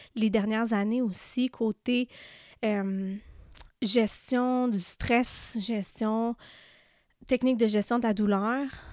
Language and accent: French; Témiscamingue, Quebec, Canada; on vient d'une petite région, là, euh, je viens du Témiscamingue, puis, tu sais, tout le monde se connaît dans cette région-là